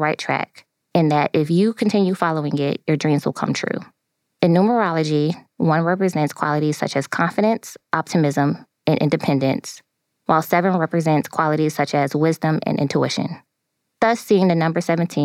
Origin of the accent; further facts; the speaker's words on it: Buffalo, New York, United States; I am from Buffalo, New York.